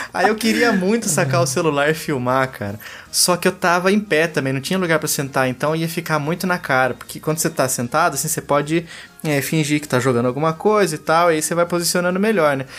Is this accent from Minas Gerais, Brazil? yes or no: no; Pindamonhangaba, São Paulo, Brazil; isso aqui é de Pindamonhangaba, minha cidade natal, também interior de São Paulo